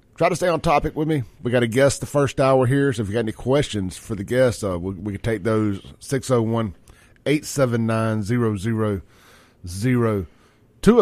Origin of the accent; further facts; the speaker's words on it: Jackson, Mississippi, United States; now in Brandon, United States; I grew up in South Jackson